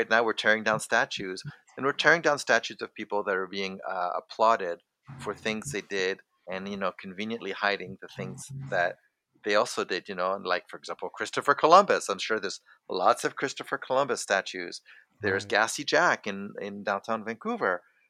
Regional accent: France; also born or lived in Canada; So I come from a multicultural background. I'm French and I'm Canadian.

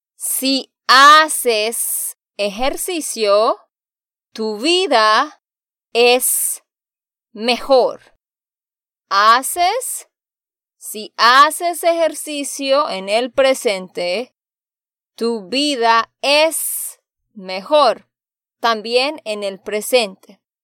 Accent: Santander, Colombia; de Santander, Colombia

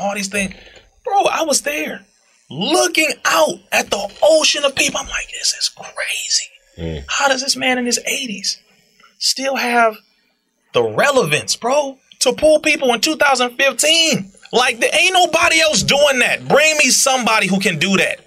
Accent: Compton, California, United States; I'm a black man from Compton

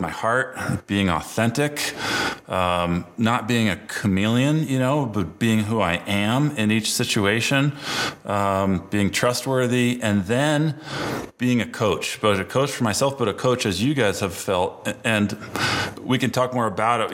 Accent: Burlington, Vermont, United States; moved away as an adult; now in Colorado, United States; growing up in Burlington, Vermont

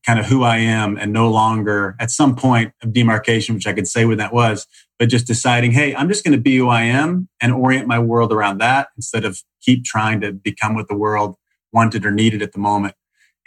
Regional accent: Salem, Illinois, United States; now in Los Angeles, United States; I grew up in Salem, Illinois. Middle of nowhere, hour and a half east of St. Louis.

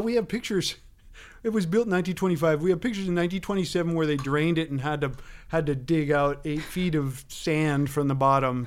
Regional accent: San Bruno, California, United States; I grew up in San Bruno

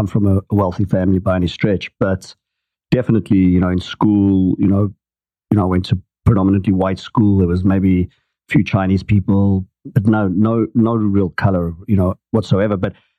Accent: Johannesburg, Gauteng, South Africa; moved away as an adult; now in Atlanta, United States; I grew up during apartheid in Johannesburg, South Africa.

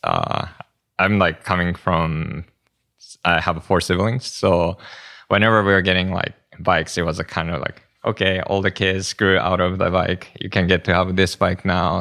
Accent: Japan; moved away; I'm from Japan

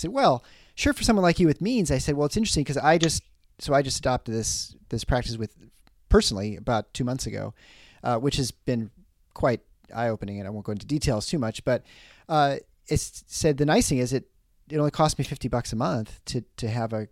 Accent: Midwest, United States; we bear as Midwesterners

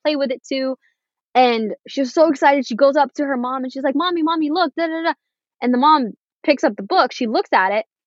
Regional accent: Florida, United States; first language English; I was born and raised in America. English is my first language. And I've grown up in a very, I will say, white-centric place. Like, Florida is Hispanic oriented, but where I live in Florida

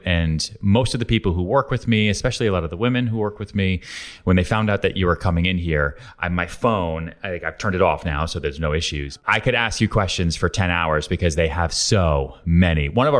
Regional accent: Houston, Texas, United States; also born or lived in Long Island / Boston / New York; I was born in Houston, Texas, grew up there, bounced around Long Island outside Boston way before I ever came to New York.

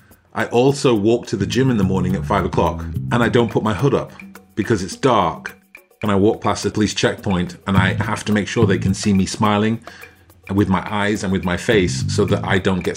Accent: Stockport, North West England, United Kingdom; I grew up in Stockport. It's a tiny little town near Manchester.

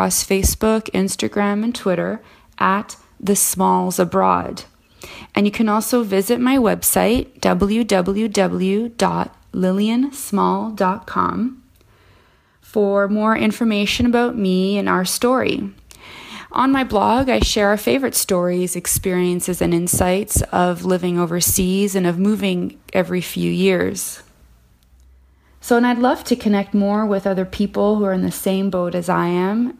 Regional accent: Canada; moved away as an adult; now in Paris, France; I am a Canadian expat currently living in Paris, France.

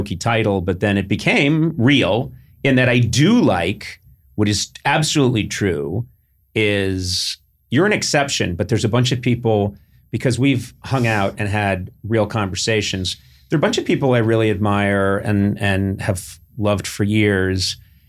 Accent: New Hampshire, United States; people have all these preconceived notions about like New Hampshire, growing up in New Hampshire.

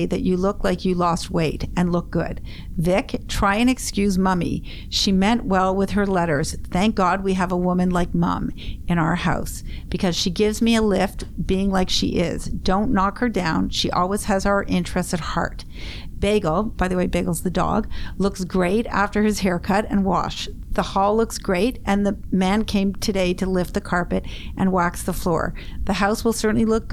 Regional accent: Ottawa, Ontario, Canada; In the East End. I grew up on Wingate.

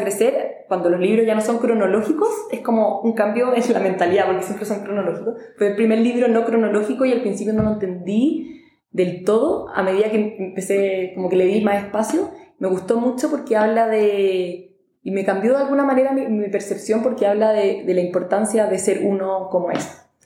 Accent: Chile; vengo de Chile, que es un país muy chico al sur del mundo

